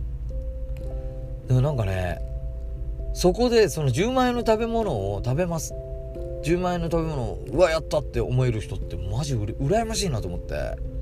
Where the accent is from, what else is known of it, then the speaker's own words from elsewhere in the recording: Tagawa, Fukuoka, Japan; now in Tokyo, Japan; うちの地元福岡県の田川市っていうところに僕はを出て僕は今それ東京に住んでるんですけど